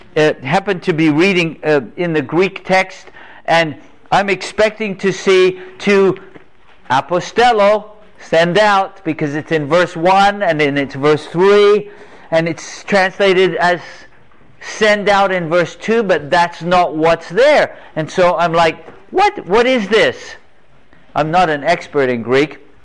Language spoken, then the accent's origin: English; England, United Kingdom; moved away; also born or lived in North Carolina; I grew up in England. Grew up in England, a little island off the coast of Europe.